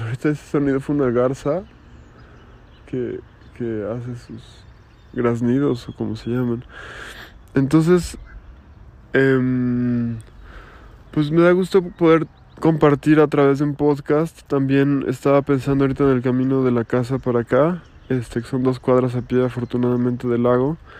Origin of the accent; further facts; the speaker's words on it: Mexico; en mi país que es México